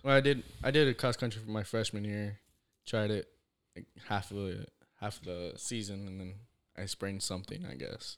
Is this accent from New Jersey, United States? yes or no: no; Devine, Texas, United States; also born or lived in Natalia; I grew up in Devine all my life